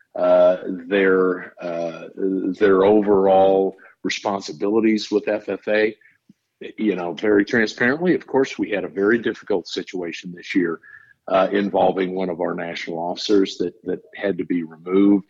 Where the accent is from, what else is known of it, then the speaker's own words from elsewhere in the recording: Nebraska, United States; I grew up in Nebraska, went to school there